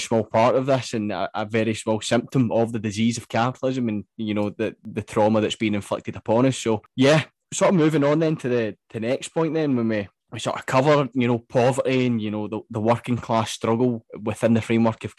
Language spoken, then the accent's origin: English; Scotland, United Kingdom; I was both growing up in Scotland